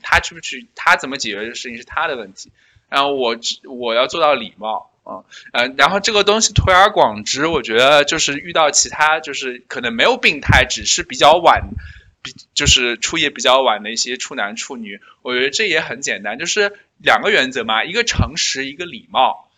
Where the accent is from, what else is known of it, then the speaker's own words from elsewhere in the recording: China; 我们中国人